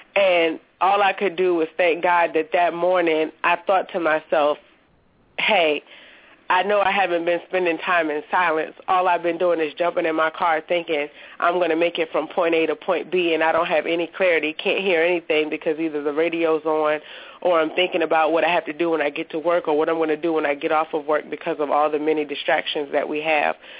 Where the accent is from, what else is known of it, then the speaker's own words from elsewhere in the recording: Petersburg, Virginia, United States; I'm from Petersburg, Virginia